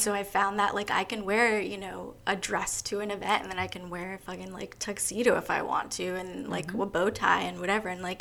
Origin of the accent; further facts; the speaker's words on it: Long Island, New York, United States; I'm actually from Long Island